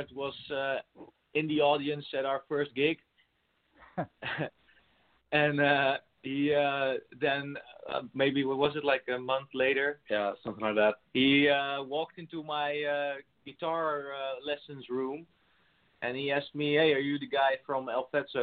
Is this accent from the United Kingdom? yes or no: no; Rotterdam, South Holland, Netherlands; we're from the Netherlands in Rotterdam